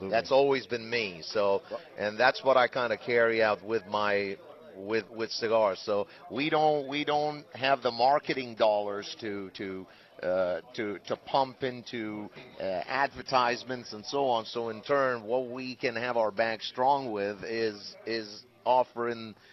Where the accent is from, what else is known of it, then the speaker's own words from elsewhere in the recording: United States; as an American, I uh, and as we know as business people, there's always two things in the in the business world.